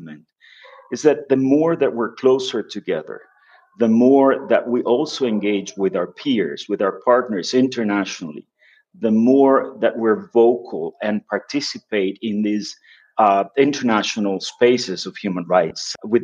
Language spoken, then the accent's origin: English; Venezuela; I am Venezuelan, working and living in Venezuela